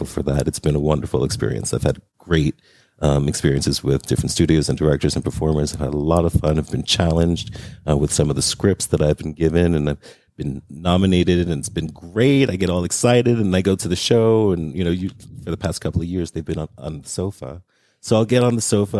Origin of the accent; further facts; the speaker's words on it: New York, United States; now in Las Vegas, United States; New York, which is where I'm from.